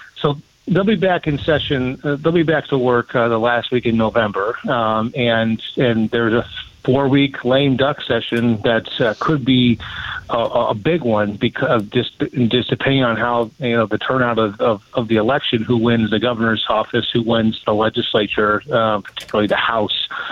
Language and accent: English; Chelsea, Michigan, United States; my hometown of Chelsea